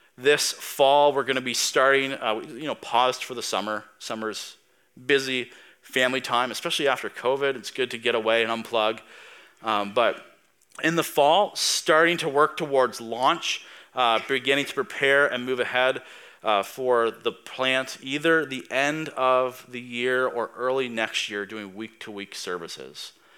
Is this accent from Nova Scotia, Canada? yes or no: yes; Tatamagouche, Nova Scotia, Canada; now in Spryfield, Canada; I'm from Tatamagish. I'm a blue noser.